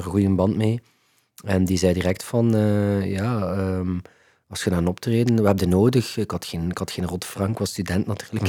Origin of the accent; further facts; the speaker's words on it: Ghent, Flanders, Belgium; Ik ben opgegroeid in Gentbrugge